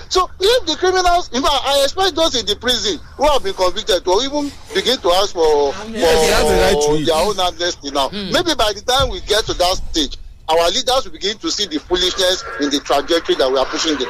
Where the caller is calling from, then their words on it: Abeokuta, Ogun State, Nigeria; from Abeokuta.